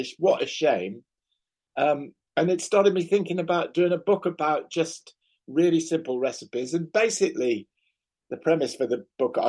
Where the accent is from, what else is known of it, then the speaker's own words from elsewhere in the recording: United Kingdom; back home in the UK.